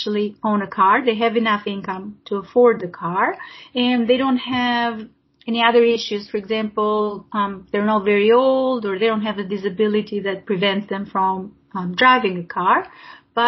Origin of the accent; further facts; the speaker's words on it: Albania; now in Brisbane, Australia; I grew up in Albania back when it was still a communist country